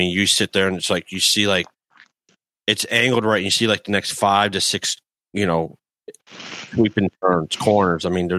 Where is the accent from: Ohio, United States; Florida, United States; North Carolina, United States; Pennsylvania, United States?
North Carolina, United States; Durham; it's right in my hometown. It's the Bull City Rumble that happens in Durham, North Carolina